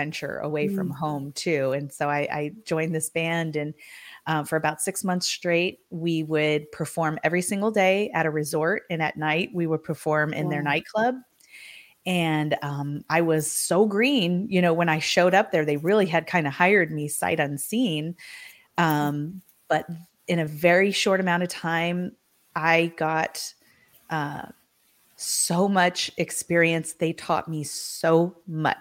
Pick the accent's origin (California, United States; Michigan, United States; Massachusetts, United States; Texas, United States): California, United States; San Diego; also born or lived in East Coast; So we moved from the East Coast back to San Diego, where most of my family was from originally. My parents were from there originally. So we kind of came back and settled here. By that time, I was in junior high